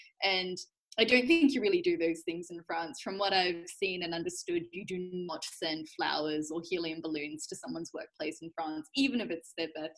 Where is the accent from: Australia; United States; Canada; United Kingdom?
Australia; I'm Australian and I'm a French learner